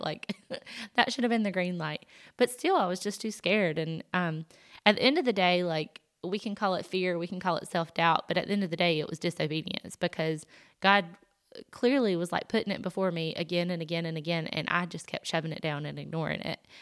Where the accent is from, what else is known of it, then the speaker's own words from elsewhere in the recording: the South, United States; accent: Southern; I'm from the South, I'm sure you can tell by the accent